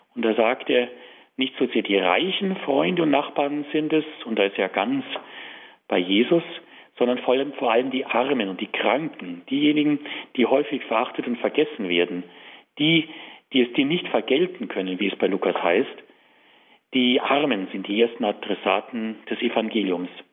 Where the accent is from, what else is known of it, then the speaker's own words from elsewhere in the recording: Tutzing, Bavaria, Germany; ich bin in Tutzing aufgewachsen